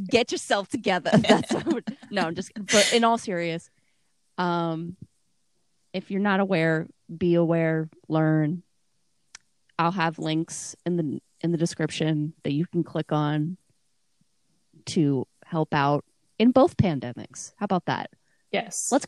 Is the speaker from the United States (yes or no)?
no; Canada; accent: Canadian; say it in my Canadian accent.